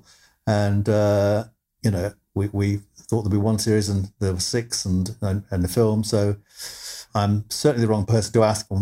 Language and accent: English; United Kingdom; also born or lived in Ireland; I'm actually Irish, but we moved to the UK when I was very small, as a baby.